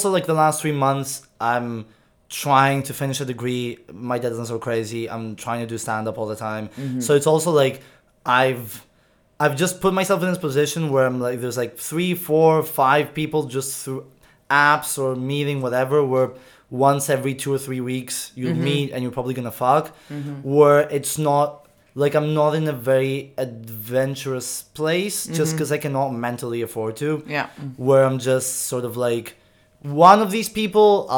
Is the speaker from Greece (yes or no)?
yes; Greece; moved away; I grew up in Greece